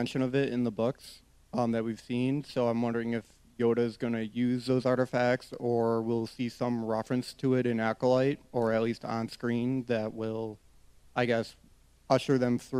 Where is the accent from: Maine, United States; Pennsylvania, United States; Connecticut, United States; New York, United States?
New York, United States; Buffalo; I'm from Buffalo, New York.